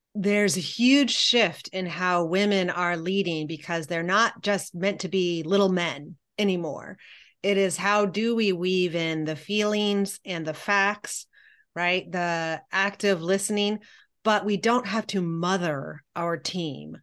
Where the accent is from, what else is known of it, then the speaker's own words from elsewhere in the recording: Columbia, Missouri, United States; I grew up in Columbia, Missouri